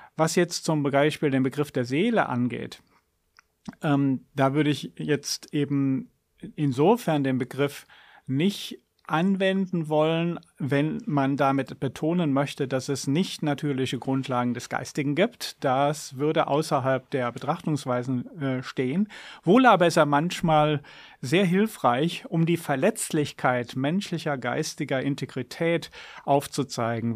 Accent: Germany; moved away; Ich bin in der Jugend in der Eifel aufgewachsen

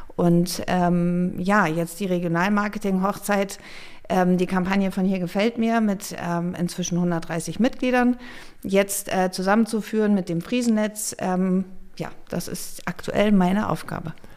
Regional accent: Flensburg, Schleswig-Holstein, Germany; moved away as an adult; also born or lived in Munich / Hamburg; now in North Frisia, Germany; Gebürtig bin ich sogar aus Nordfriesland

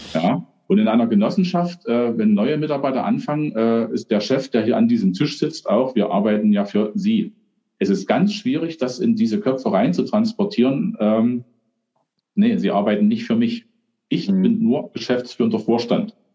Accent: Germany; bei uns in Deutschland

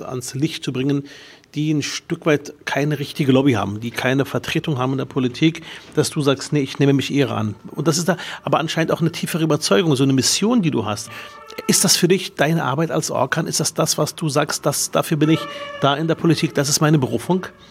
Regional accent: Berlin, Germany; mit fünf Jahren kam ich nach Berlin mit meinen Geschwistern

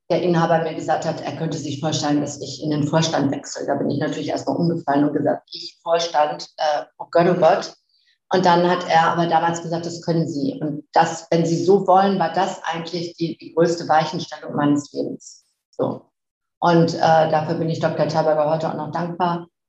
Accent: Flensburg, Schleswig-Holstein, Germany; born there; also born or lived in Ruhrgebiet; 59 Jahre alt und ähm, bin eigentlich äh, so in Flensburg geboren. Ich komme aus dem Norden und habe dann

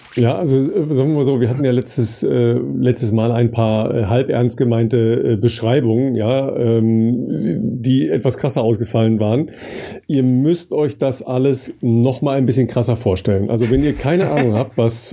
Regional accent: Dorsten, North Rhine-Westphalia, Germany; meine Heimat in Dorsten

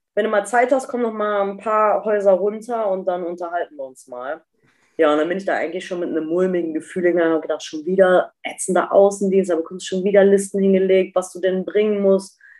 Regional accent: Eifel, near Bad Münstereifel, North Rhine-Westphalia, Germany; also born or lived in Duisburg; aus dem Dorf raus, wo ich groß geworden

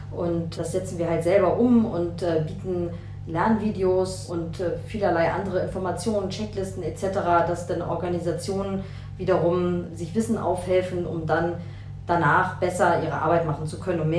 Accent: West Germany, Germany; Ich habe da keine Erfahrung. Ich komme aus Westdeutschland.

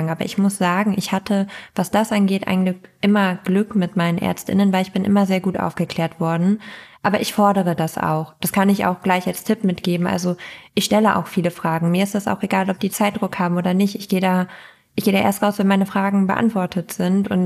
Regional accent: East Frisia, Lower Saxony, Germany; moved away as an adult; also born or lived in Berlin

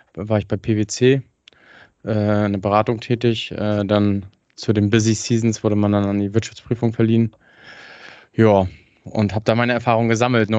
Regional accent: Hagenow, Mecklenburg-Vorpommern, Germany; komme äh, gebürtig aus Hagenow, das ist hm, bei Schwerin

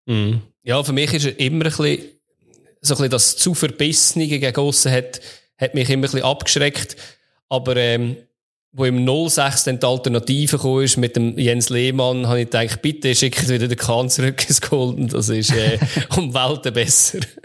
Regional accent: Switzerland

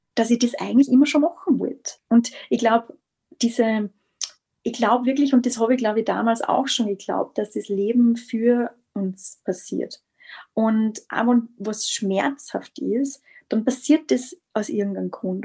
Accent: Styria, Austria; moved away as an adult; now in Vienna, Austria; ich bin aus Österreich, aus der Steiermark, ähm, wohne mittlerweile in Wien seit März

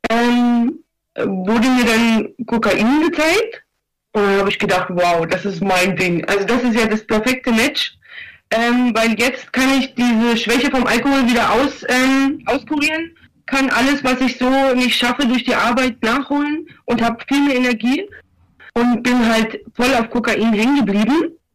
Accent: eastern Germany, Germany; Das Lustige ist, ich komme, also ich komme aus dem Osten, ich bin hierher gekommen, ich hatte noch nie was mit Drogen zu tun gehabt.

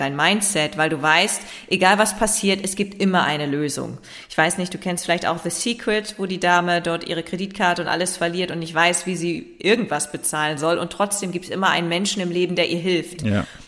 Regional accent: Leer, Lower Saxony, Germany; now in Hamburg, Germany; Tatsächlich lebe ich in Hamburg. Ich bin in Leer geboren

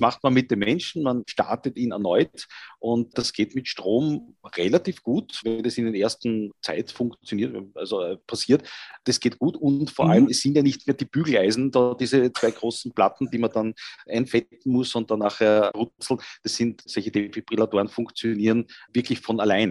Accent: Vienna, Austria; als Österreicher, Wiener und zur Hälfte meiner Familie auch äh, Salzburger

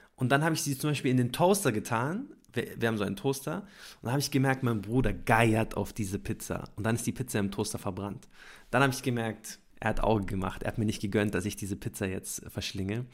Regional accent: Munich, Bavaria, Germany; Wir kommen beide ursprünglich aus München

